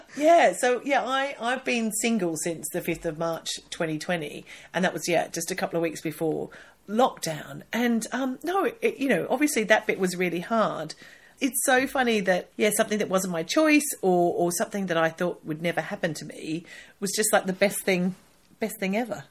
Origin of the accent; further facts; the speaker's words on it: Australia; now in United Kingdom; I'm Australian